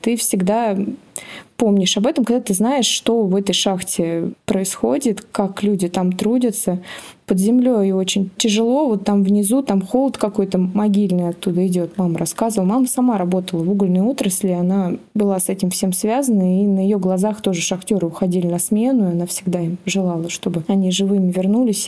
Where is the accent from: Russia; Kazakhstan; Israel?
Russia; Kemerovo, Kemerovo Oblast; я из Кемерово, у нас тоже в городе раньше было много шахт